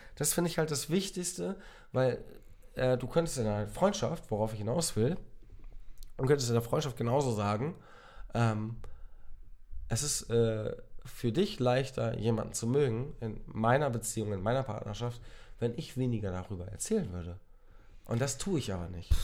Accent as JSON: {"language": "German", "area": "near Otterndorf", "region": "Lower Saxony", "country": "Germany", "tie": "born or raised there", "said": "ich komme aus der Nähe, also ich bin geboren in der Nähe von Otterndorf."}